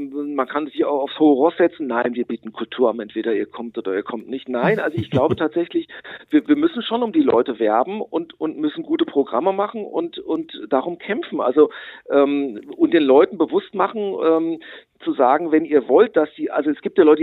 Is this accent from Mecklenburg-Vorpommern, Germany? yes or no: no; Butzbach, Hesse, Germany; Und ich darf auch für Butzbach, für meinen Heimatort, äh, das Kabarettprogramm mhm. machen.